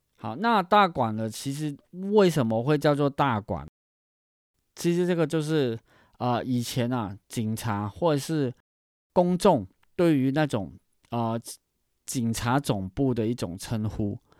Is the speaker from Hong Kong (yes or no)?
yes; Hong Kong; now in Taiwan; 因为我是一个香港人，所以就，我觉得我来讲香港是最适合的一个人吧